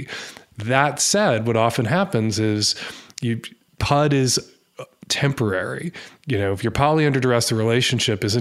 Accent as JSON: {"language": "English", "country": "United States", "said": "as an American"}